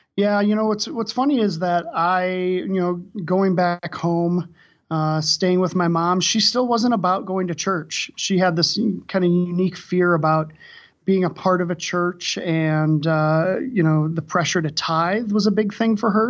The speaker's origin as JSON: {"language": "English", "region": "Wisconsin", "country": "United States", "also_born_or_lived": "Saint Louis, Missouri", "moved": "yes", "lives_now": "Denver, United States", "said": "I'm originally from Wisconsin"}